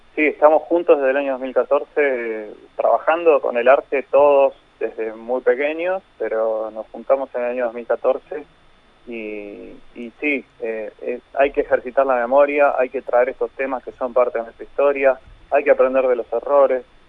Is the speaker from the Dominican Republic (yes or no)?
no; Argentina; como argentinos